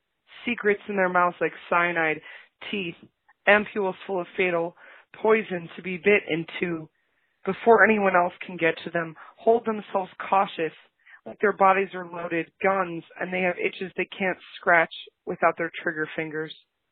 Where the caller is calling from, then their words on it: Racine, Wisconsin, United States; I'm calling from Racine, Wisconsin.